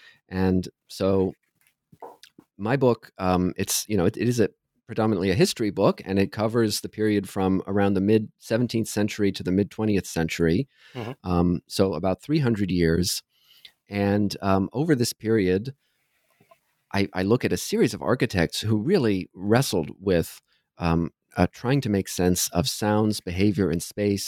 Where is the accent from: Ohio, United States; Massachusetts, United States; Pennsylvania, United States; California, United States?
Ohio, United States; I grew up in Southern Ohio, where I sang in choirs, both at school and at church.